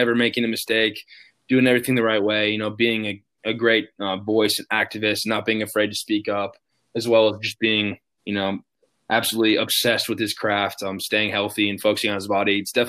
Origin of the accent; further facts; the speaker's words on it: Chicago, Illinois, United States; growing up in Chicago, and Derrick Rose, losing to him every single year